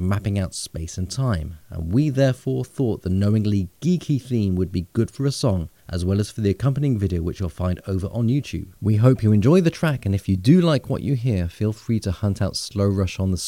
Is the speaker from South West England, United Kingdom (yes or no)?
yes; Bristol, South West England, United Kingdom; now in Bordeaux, France; I'm based in Bordeaux, southwestern France, and I'm originally from Bristol.